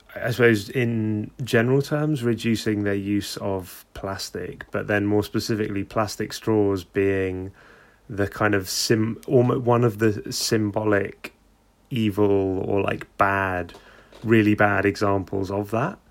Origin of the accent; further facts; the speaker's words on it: London, United Kingdom; I'm from London